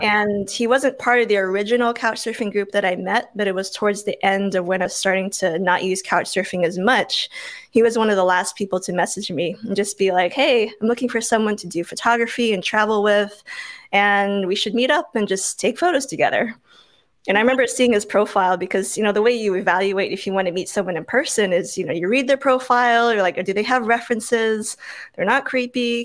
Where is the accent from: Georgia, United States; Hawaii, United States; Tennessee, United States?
Hawaii, United States; Oahu; moved away as an adult; also born or lived in Tacoma, Washington; I grew up in Hawaii on the island of Oahu.